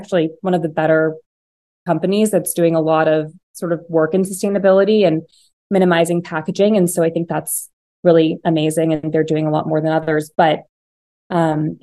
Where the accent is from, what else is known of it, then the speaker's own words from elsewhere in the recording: Piedmont, California, United States; I grew up in the Bay Area, in this little town called Piedmont. It's kind of in the Oakland Hills.